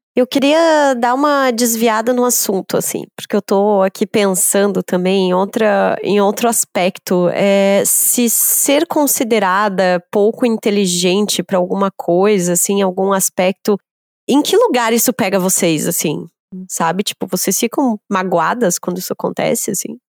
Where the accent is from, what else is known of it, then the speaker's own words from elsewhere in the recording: Brazil; enquanto brasileiro, aprende na escola